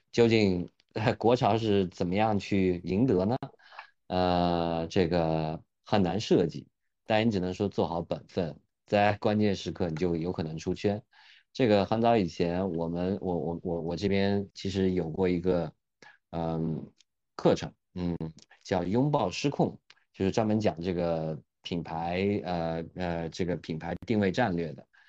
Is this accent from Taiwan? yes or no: no; Eshan, Yunnan, China; moved away as an adult; 我的老家，我的老家呢是在云南的一个彝族县啊，就是 ，呃，叫峨山彝族自治县